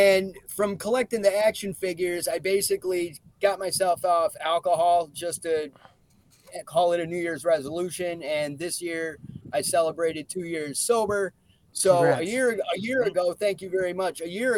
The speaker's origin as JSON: {"language": "English", "town": "Binghamton", "region": "New York", "country": "United States", "tie": "born or raised there", "said": "an opportunity for me to check out indie wrestling in my hometown, but it's actually going down in an American Legion that literally was right around the corner from an apartment I used to live in."}